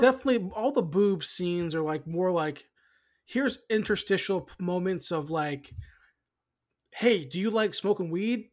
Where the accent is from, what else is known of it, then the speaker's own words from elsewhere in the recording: United States; we're American